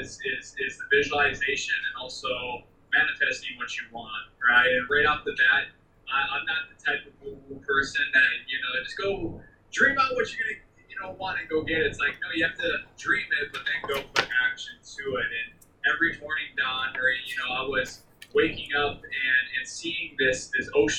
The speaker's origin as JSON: {"language": "English", "area": "Maui", "region": "Hawaii", "country": "United States", "tie": "born or raised there", "said": "I grew up there"}